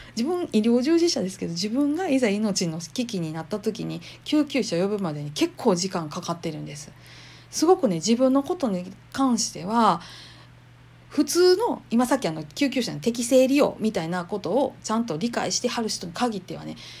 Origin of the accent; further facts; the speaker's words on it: Kansai, Japan; accent: Kansai dialect; 関西弁でなんやかんやしゃべり散らかす